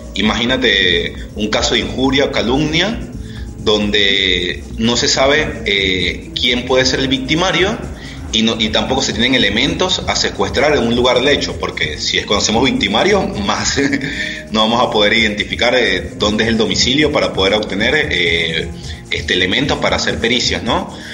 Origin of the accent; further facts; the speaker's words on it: Venezuela; moved away as an adult; now in Argentina; soy venezolano, tengo seis años ya radicado en Argentina